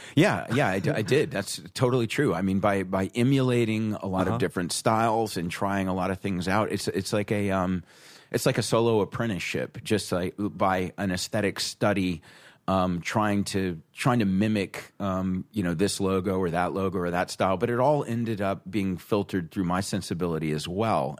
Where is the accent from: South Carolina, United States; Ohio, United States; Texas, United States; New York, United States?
South Carolina, United States; moved away as an adult; also born or lived in Rhode Island; I'm from South Carolina, where it's, it's very traditional art